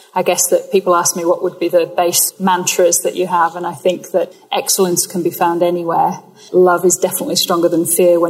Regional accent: Yorkshire and the Humber, United Kingdom; moved away as an adult; also born or lived in Australia / California; now in Peak District, United Kingdom; I am an English woman born in Yorkshire. I consider myself a global citizen. I've been 20 years in Australia and a couple of years in California as well. So I'm recently back to England

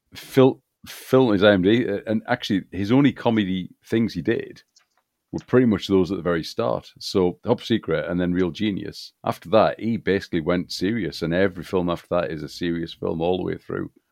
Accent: United Kingdom; growing up as I did in this country

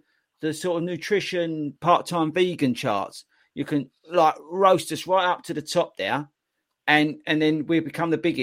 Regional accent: United Kingdom; We're British

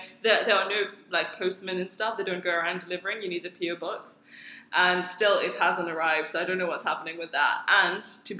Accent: Mauritius; moved away as an adult; also born or lived in Oxford, United Kingdom / Cambridge, United Kingdom; now in Dubai, United Arab Emirates; originally I am from Mauritius, born and brought up there. Then I went to Oxford for my undergrad, first 4 years. Then I moved to Cambridge for a PhD for 4 years. And 2 months ago, I moved to Dubai for a job.

